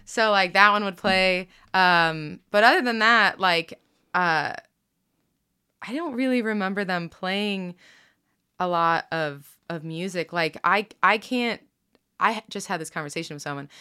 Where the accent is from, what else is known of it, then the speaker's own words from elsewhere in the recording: Rochester, New York, United States; also born or lived in Pittsburgh / Virginia; now in Kansas City, United States; I grew up outside of Rochester